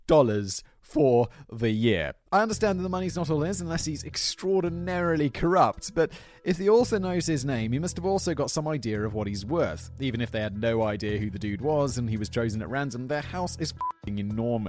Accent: United Kingdom; moved away; I describe myself as British

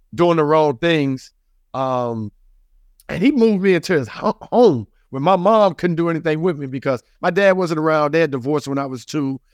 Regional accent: the South, United States; I grew up in the South

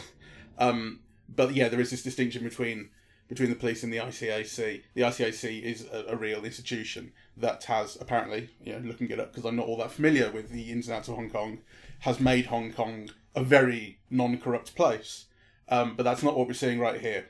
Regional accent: United Kingdom; being British

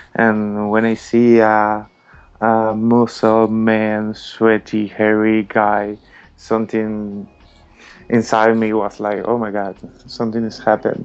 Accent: Margarita Island, Nueva Esparta, Venezuela; English is a second language; moved away as an adult; also born or lived in Caracas, Venezuela; now in Madrid, Spain; I was born in Caracas in Venezuela, but all my family is around the country. You know, I grew up in a little island in Margarita

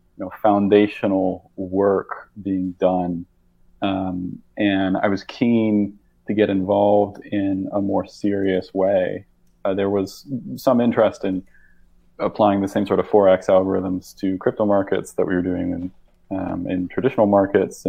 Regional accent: Rochester, Minnesota, United States; So I grew up in Rochester, Minnesota.

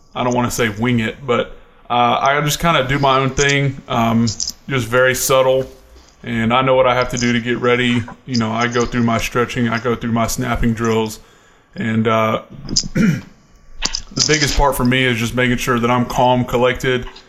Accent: Atlanta, Georgia, United States; now in Buffalo, United States; being from my hometown of Atlanta, or I guess suburb.

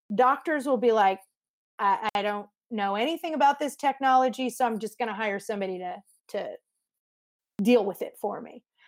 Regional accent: Montreal, Quebec, Canada; also born or lived in Vancouver, Canada / Bowen Island, Canada / Mexico City, Mexico; now in United States; I lived on Bowen Island, but I grew up in Montreal

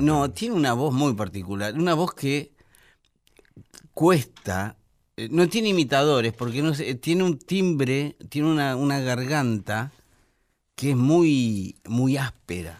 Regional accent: Buenos Aires, Argentina; Yo soy porteño, medularmente, porque yo nací en el puerto. Nací en el hospital ferroviario

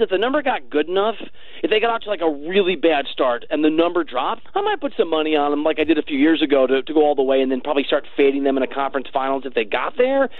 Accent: Chicago, Illinois, United States; also born or lived in Iowa; I'm from the Chicago area, like back and forth between Chicago and Iowa

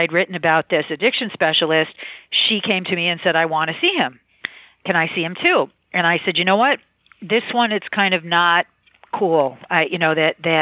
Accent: Michigan, United States; I grew up in Michigan, nice Jewish girl

